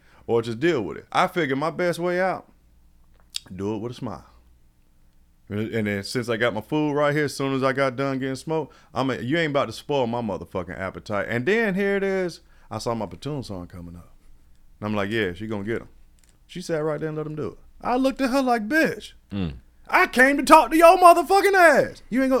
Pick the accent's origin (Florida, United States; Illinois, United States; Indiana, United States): Florida, United States; I mean, I wasn't born in Florida. You know, I'm Florida rooted as far as my dad, and I was raised in Florida. You know, I'm a military brat.